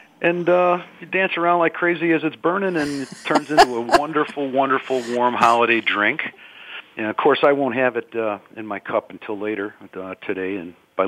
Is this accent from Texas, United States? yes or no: no; Chicago, Illinois, United States; I'm from Chicago, and I'm in the Chicago suburbs right now